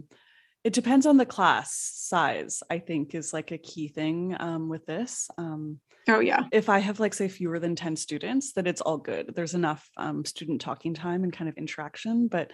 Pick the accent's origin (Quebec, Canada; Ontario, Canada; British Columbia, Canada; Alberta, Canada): Alberta, Canada; Edmonton; I grew up in Edmonton, and Edmonton is quite far north